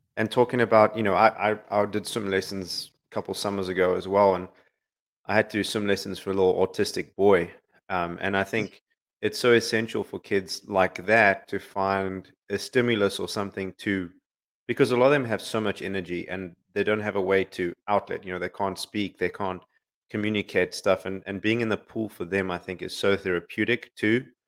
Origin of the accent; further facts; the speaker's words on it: Florida, United States; I'm from Florida